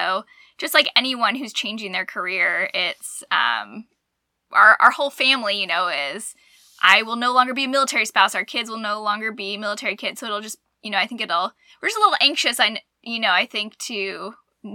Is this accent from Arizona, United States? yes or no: yes; Arizona, United States; moved away as an adult; now in Alabama, United States; growing up in Arizona